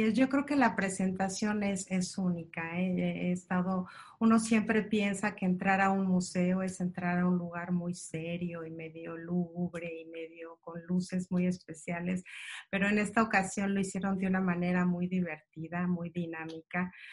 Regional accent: Mexico; como mexicanos

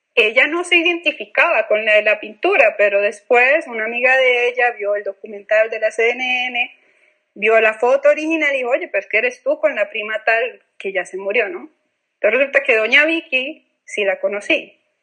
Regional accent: Colombia; moved away; yo vengo de un país violento

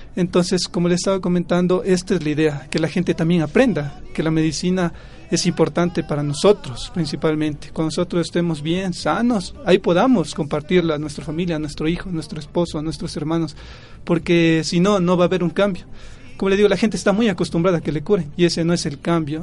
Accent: Pomasqui, Pichincha, Ecuador; soy del pueblo de Pomaski

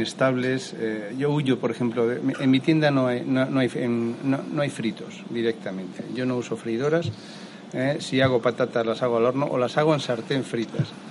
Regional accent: Valencian Community, Spain; soy valenciano, eh, productor, mi familia es productora de arroz

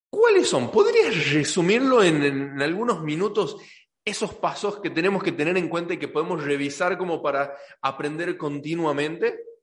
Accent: Tucumán, Argentina; accent: tucumano; soy tucumano, ya de por sí me como las S. Entonces trato de no hablar tan tucumano en los episodios

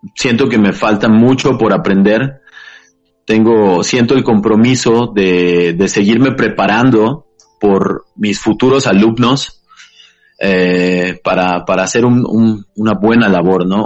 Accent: Taxco, Guerrero, Mexico; yo soy originario de, de Tasco Guerrero

